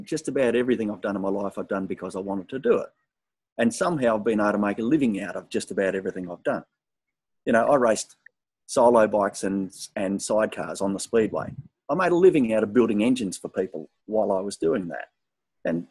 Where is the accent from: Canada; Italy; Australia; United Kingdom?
Australia; Southwest Western Australia; I grew up in Southwest WA where you had to play football whether you wanted to or not